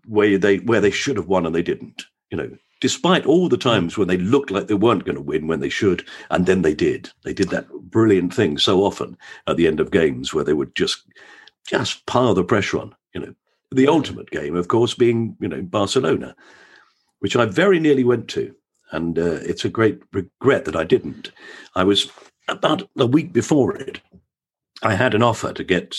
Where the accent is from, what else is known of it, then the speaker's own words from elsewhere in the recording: London, United Kingdom; We lived in Bermondsey, so right near Millwall Football Ground.